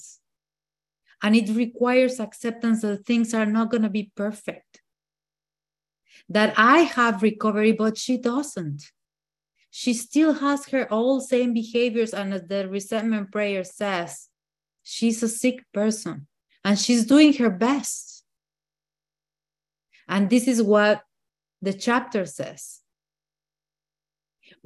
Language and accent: English; Mexico City, Mexico; English is a second language; moved away; I am from Mexico City.